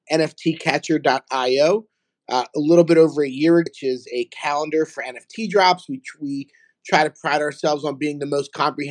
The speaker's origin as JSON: {"language": "English", "town": "Philadelphia", "region": "Pennsylvania", "country": "United States", "moved": "as an adult", "lives_now": "South Florida, United States", "said": "I'm from Philadelphia. I live in South Florida. I've been down here for about 2 years"}